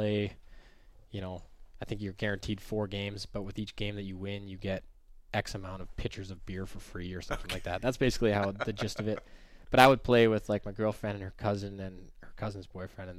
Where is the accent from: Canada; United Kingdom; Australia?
Canada; as a Canadian boy